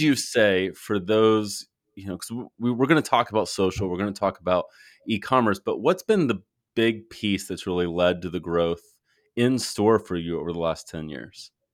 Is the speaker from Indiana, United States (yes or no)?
no; Fort Worth, Texas, United States; I'm from Fort Worth originally